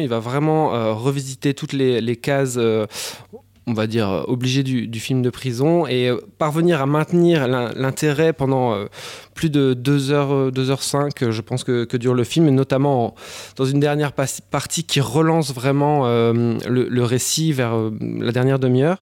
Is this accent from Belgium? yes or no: yes; Belgium; par chez nous en Belgique